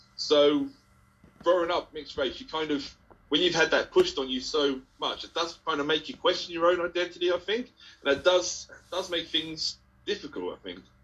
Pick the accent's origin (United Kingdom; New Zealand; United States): United Kingdom; Ipswich, East of England; I'm from Ipswich